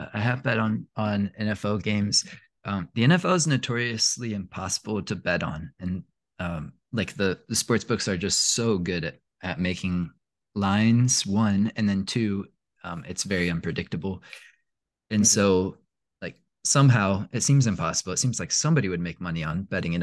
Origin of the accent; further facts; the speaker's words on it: Indianapolis, Indiana, United States; moved away; also born or lived in Tennessee; I grew up in Indianapolis